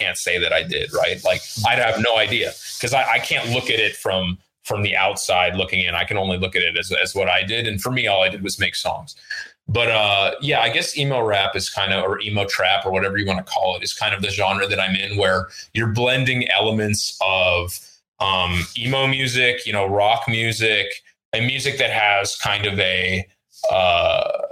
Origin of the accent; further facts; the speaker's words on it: Oakland, California, United States; first language Russian; English is a second language; moved away; I'm in from Oakland, okay. California